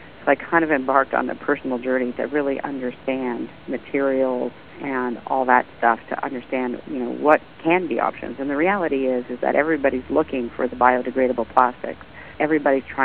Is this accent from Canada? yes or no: yes; Canada; being Canadian